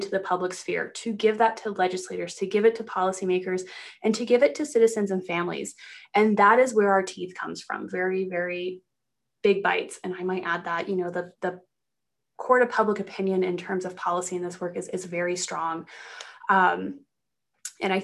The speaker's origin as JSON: {"language": "English", "town": "Granby", "region": "Colorado", "country": "United States", "tie": "born or raised there", "said": "I grew up in Colorado. I grew up in a very small mountain town called Granby."}